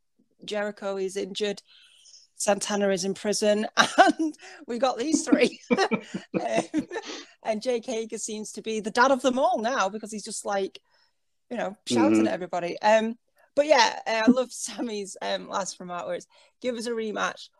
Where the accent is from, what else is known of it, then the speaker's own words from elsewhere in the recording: England, United Kingdom; as a British person, or English person